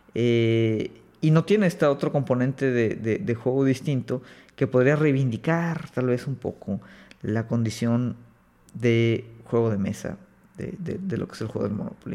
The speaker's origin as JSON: {"language": "Spanish", "country": "Mexico", "said": "acá en México"}